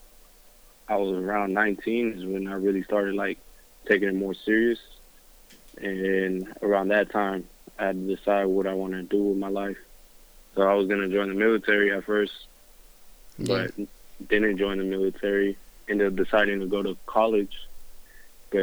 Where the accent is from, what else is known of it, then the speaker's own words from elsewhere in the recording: Southern California, United States; I'm from Southern California.